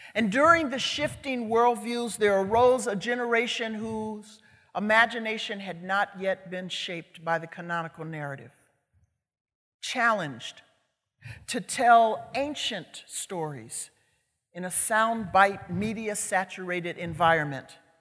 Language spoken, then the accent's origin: English; Chicago, Illinois, United States; I'm from Chicago. I grew up on Chicago's south side in a community called West Chatham